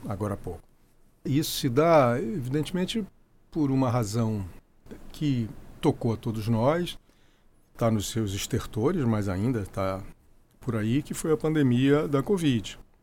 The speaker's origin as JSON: {"language": "Portuguese", "town": "Brasília", "region": "Federal District", "country": "Brazil", "tie": "born or raised there", "also_born_or_lived": "Rio de Janeiro", "said": "eu fui levado para Brasília. Eu tinha três anos de idade"}